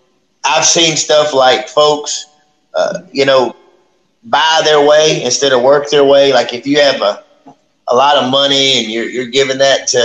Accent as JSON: {"language": "English", "town": "Oakdale", "region": "Louisiana", "country": "United States", "said": "I love Oakdale, and I'm not saying that because my dad's the mayor, but I love where I come from"}